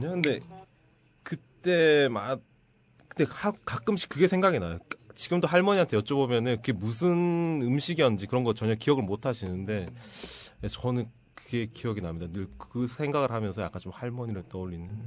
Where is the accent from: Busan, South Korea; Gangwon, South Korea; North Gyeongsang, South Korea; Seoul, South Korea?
North Gyeongsang, South Korea; Gyeongju; 저 고향은 경주입니다. 경주.